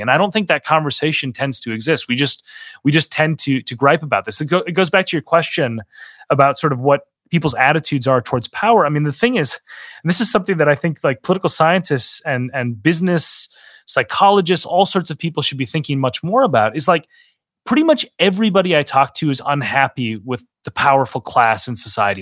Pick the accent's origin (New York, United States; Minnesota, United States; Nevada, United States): Minnesota, United States; moved away; my home state of Minnesota